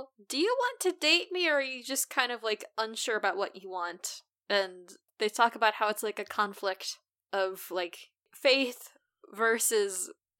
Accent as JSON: {"language": "English", "country": "United States", "said": "Because I'm an American."}